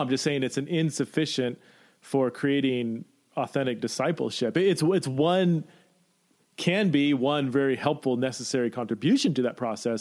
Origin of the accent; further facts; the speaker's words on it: California, United States; now in Boise, United States; I'm from California